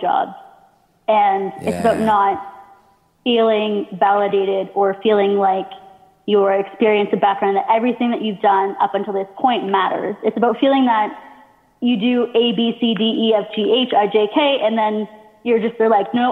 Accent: Hamilton, Ontario, Canada; I live around Toronto, but I don't live in Toronto. And the people where I'm from do not like people who are from Toronto

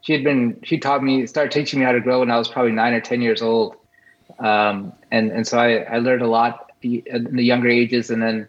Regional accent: New Orleans, Louisiana, United States; Yeah, so I was born and raised in New Orleans, Louisiana. My parents moved to the U.S. in the 1970s and ended up in New Orleans.

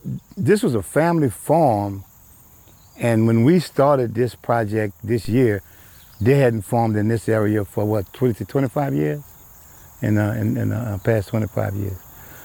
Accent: Louisiana, United States; moved away as an adult; also born or lived in New Orleans, Louisiana / Zachary, Louisiana; now in Metro Atlanta, Georgia, United States; we're from Louisiana. My wife and I, and Najib, before coming here, we were Katrina evacuees.

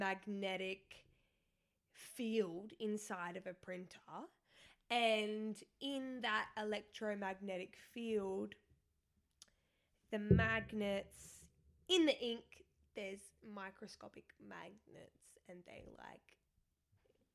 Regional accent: Australia; I'm Australian

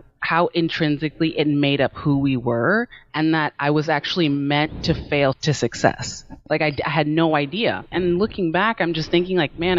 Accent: Maryland, United States; also born or lived in California; I was born in California and I moved back and forth from the East Coast to the West Coast. So I just kind of say that I'm from Maryland because it's just a lot easier than to tell the story of like childhood moving back and forth.

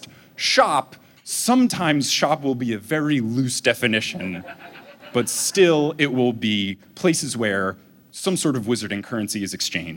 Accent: New Jersey, United States; moved away; I grew up in New Jersey

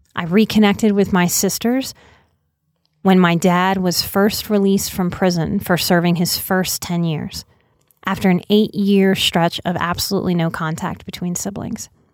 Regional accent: New Orleans, Louisiana, United States; moved away as an adult; I'm a New Orleans native, born and raised till I was twenty-nine

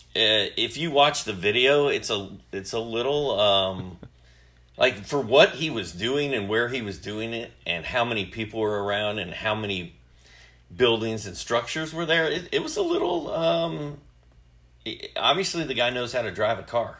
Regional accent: Indiana, United States; now in Dawsonville, United States; when I was growing up in Indiana

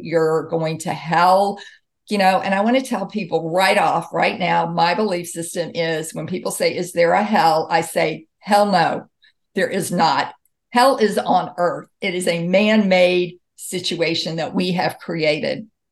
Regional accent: Mississippi, United States; moved away; I grew up in Mississippi

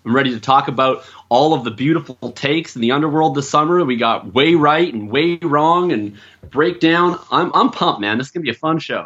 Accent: Winnipeg, Manitoba, Canada; moved away as an adult; now in Vancouver, Canada; I'm originally from Winnipeg

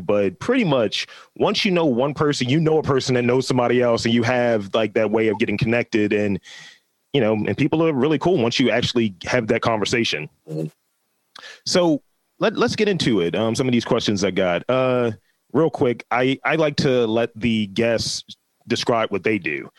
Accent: Baltimore, Maryland, United States; I grew up in Lafayette projects

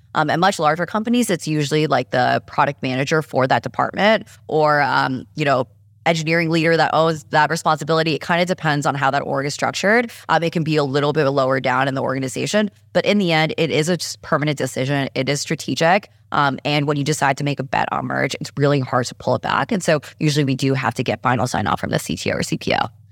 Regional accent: New York, United States; also born or lived in San Francisco; I'm just a New Yorker

